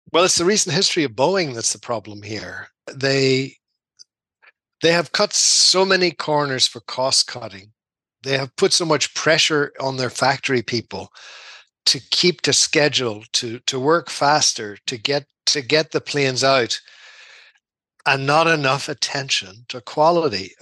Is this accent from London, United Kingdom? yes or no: no; Dungannon, Northern Ireland, United Kingdom; moved away as an adult; also born or lived in Belfast / Zimbabwe; now in Seattle, United States; I'm from Tyrone. I'm from Dungannon in County Tyrone